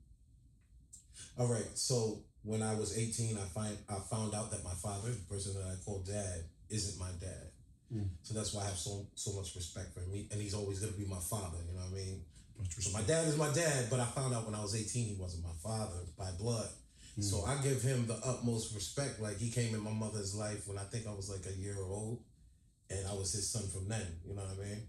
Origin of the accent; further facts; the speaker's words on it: Rochester, New York, United States; also born or lived in Bronx, New York; now in Buffalo, United States; I was born in Rochester, New York. I spent some time in the Bronx, and I'm here in Buffalo now.